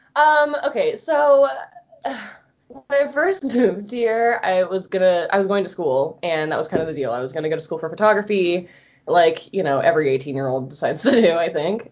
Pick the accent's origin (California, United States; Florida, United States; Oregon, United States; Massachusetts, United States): Florida, United States; born or raised there; moved away as an adult; now in Colorado, United States